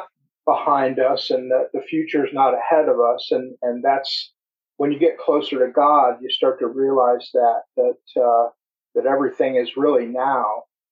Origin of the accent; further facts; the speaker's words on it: United States; also born or lived in Upper Peninsula of Michigan / Florida / Appalachia; I'm an American